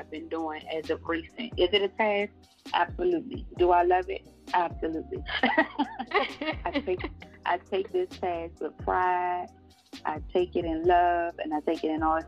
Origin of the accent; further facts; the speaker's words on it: Prince George's County, Maryland, United States; also born or lived in North Carolina; born there, but raised in the DMV area. So I'm a little bit of both.